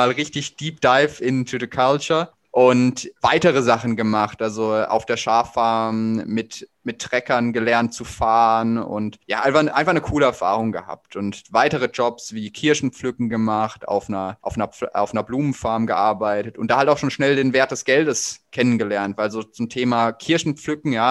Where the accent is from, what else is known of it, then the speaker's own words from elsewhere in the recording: Heidelberg, Baden-Württemberg, Germany; ich bin 24 äh, Jahre alt und ich komme aus Heidelberg